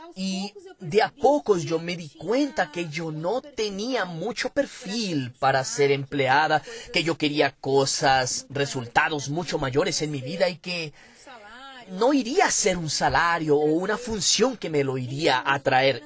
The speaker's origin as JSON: {"language": "Spanish", "region": "São Paulo", "country": "Brazil", "tie": "born or raised there", "said": "nací en Sao Paulo, capital, en el barrio de Tatuapé, desde hace 20 años vivo en Moca, que es un barrio próximo"}